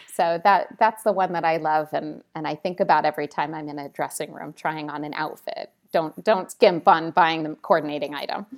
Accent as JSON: {"language": "English", "country": "Italy", "tie": "born or raised there", "also_born_or_lived": "Washington, D.C.", "moved": "yes", "said": "I grew up in Italy"}